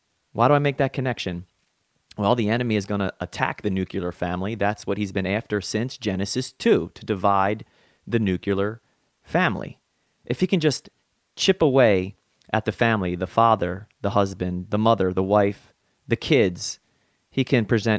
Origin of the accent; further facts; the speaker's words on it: New Jersey, United States; I am hailing from South Jersey